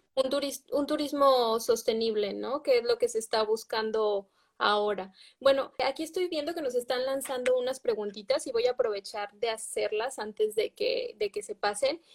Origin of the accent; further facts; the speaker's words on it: Mexico; somos mexicanas